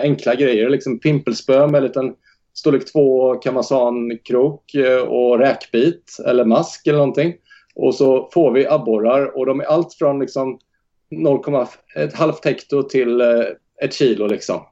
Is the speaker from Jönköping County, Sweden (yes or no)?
yes; Jönköping, Jönköping County, Sweden; now in Rockneby, Sweden; Vi har odlat tomater och gurka och sånt hemma i Jönköping